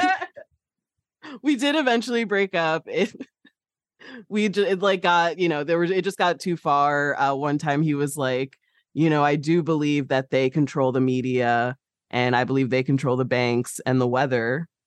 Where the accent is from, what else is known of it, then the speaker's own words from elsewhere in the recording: Midwest, United States; I'm from the Midwest.